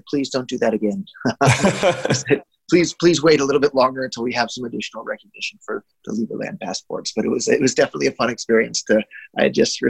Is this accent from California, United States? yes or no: yes; Silicon Valley, California, United States; I was born and raised in Silicon Valley